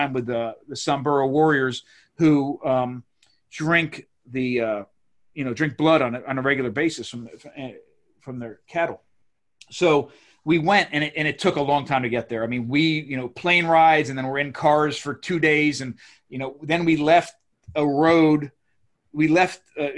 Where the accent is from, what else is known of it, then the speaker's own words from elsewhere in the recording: Maryland, United States; I come from Maryland